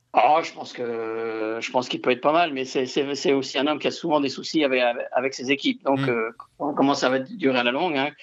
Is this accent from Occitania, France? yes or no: yes; Toulouse, Occitania, France; en tant que Toulousain